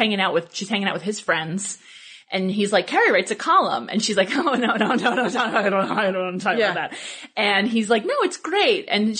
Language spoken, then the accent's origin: English; New York City, New York, United States; moved away as an adult; also born or lived in Massachusetts; I'm from New York City originally. I'm from Brooklyn